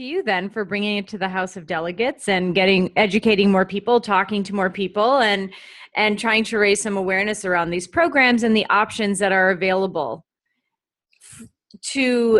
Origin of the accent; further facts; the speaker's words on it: Pennsylvania, United States; now in New York, United States; I'm in New York. And let's say you're from New Jersey, I'm from Pennsylvania